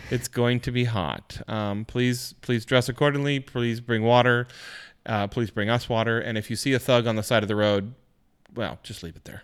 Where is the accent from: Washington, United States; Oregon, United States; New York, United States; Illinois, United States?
Washington, United States; growing up in Washington, I had never been to Lake Chelan.